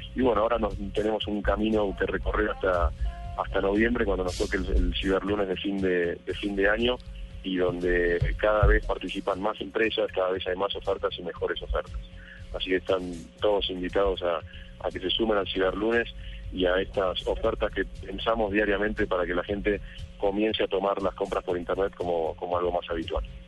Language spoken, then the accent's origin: Spanish; Argentina; moved away as an adult; now in Colombia